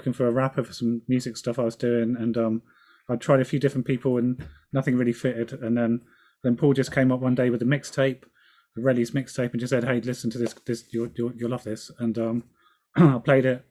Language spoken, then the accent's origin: English; Southampton, South East England, United Kingdom; now in Bristol, United Kingdom; I'm originally from a place called Southampton, which is the bum of England